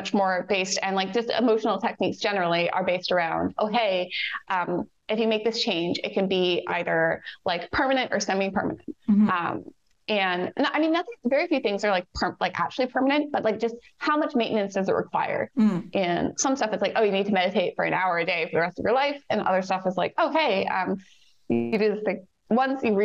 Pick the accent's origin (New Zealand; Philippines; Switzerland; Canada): Canada; I'm Canadian.